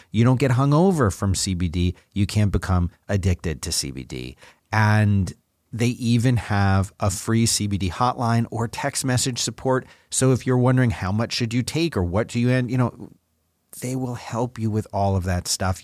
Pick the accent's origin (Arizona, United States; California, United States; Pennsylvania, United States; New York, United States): Pennsylvania, United States; Philadelphia; when I was a boy growing up in Philly